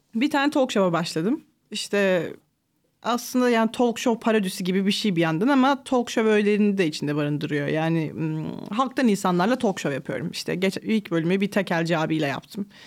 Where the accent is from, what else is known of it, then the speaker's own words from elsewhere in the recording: Sakarya, Turkey; also born or lived in Ankara; Ankara'da doğdum. 6 yaşına kadar falan oradaydık. Sonra ailem Sakarya'ya taşındı.